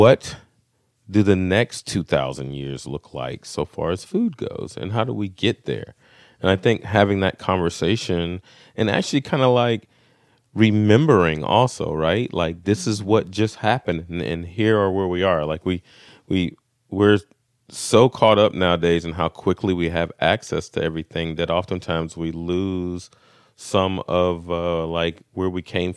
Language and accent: English; Brunswick, Georgia, United States; moved away as an adult; also born or lived in Washington, D.C.; I was raised here in Brunswick, Georgia